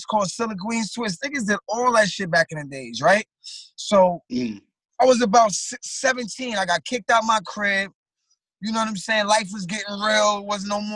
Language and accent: English; New York City, New York, United States; I'm from Flatbush. I'm from Brooklyn.